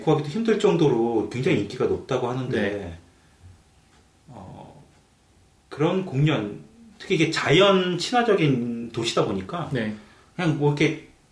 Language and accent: Korean; South Korea; now in Canada; 저희는 한국 사람들은